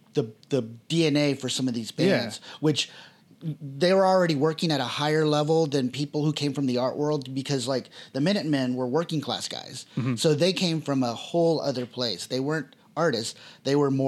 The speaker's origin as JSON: {"language": "English", "region": "Texas", "country": "United States", "also_born_or_lived": "Austin", "said": "because I'm from Texas and because I've lived three times in Austin now"}